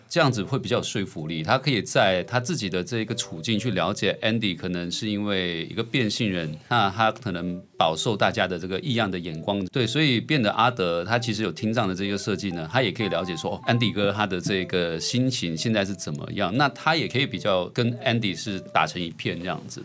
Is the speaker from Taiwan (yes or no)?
no; Malaysia; 我来自马来西亚